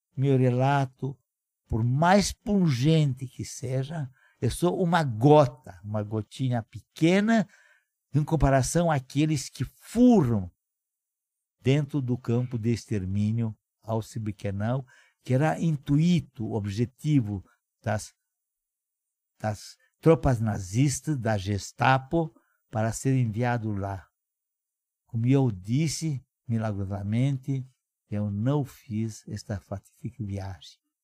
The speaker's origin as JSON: {"language": "Portuguese", "town": "Moinești", "region": "Bacău County", "country": "Romania", "tie": "born or raised there", "second_language": "Portuguese", "moved": "yes", "lives_now": "Brazil", "said": "Nasci na Romênia, na província de Moldova. Minha cidade natal, chamada Moinest"}